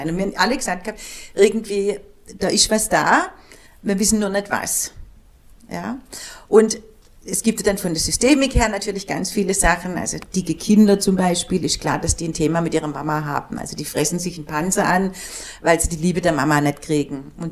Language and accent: German; Germany; born there; die sind hierher gezogen und ich bin in Deutschland geboren. Aber ich bin Türke.